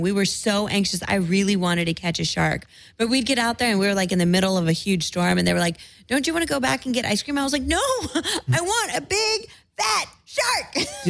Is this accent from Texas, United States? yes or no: yes; San Antonio, Texas, United States; also born or lived in California / northern Spain; Born in California, and then I was raised in Texas. We went to San Antonio when I was 6 months old.